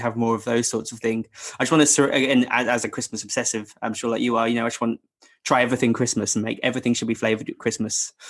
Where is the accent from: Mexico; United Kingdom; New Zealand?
United Kingdom; England; I'm a proper Englishman